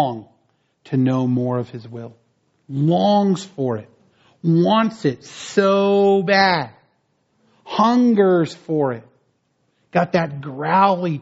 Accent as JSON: {"language": "English", "region": "northwestern New Jersey", "country": "United States", "tie": "born or raised there", "moved": "yes", "said": "When I was a kid growing up in New Jersey, I grew up in northwestern New Jersey"}